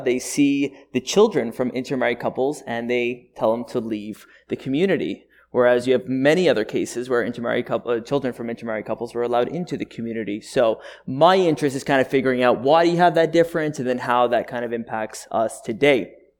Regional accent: Montreal, Quebec, Canada; I was born and raised up in Montreal, in Quebec.

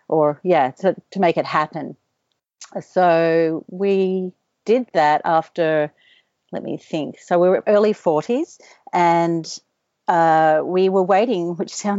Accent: Australia; moved away as an adult; also born or lived in Caribbean; I don't speak French, and I'm so Australian

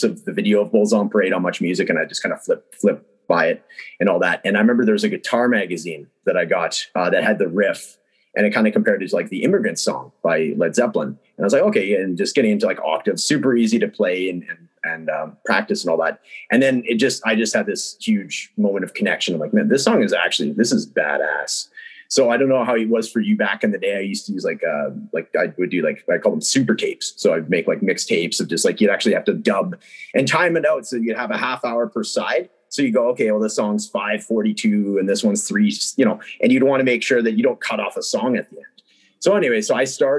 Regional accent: Prince George, British Columbia, Canada; I'm from Prince George, BC

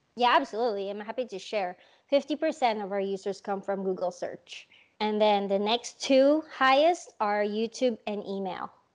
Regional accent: Philippines; moved away; I grew up in the Philippines

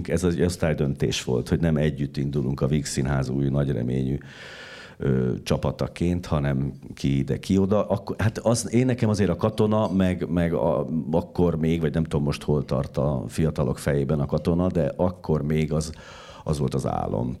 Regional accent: Szombathely, Vas, Hungary; now in Budapest, Hungary; bekerülsz a vidéki városban, Szombathelyen, ahol születtem

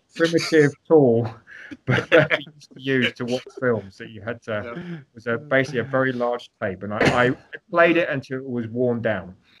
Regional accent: London, United Kingdom; also born or lived in Greece / St Andrews, Scotland / California / Hawaii; now in United States; I'm actually originally from London, so London born and raised.

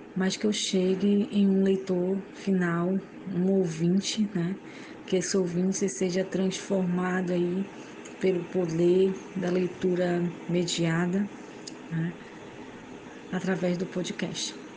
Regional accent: Manaus, Amazonas, Brazil; sou natural de Manaus, Amazonas

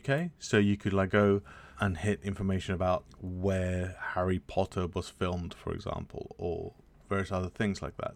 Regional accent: United Kingdom; as a British person

